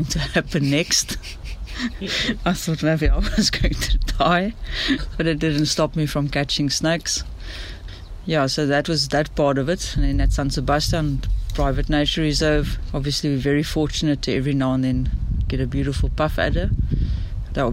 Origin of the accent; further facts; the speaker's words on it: Swellendam, Western Cape, South Africa; Growing up in Swellendam, which is also along the Langeberg Mountains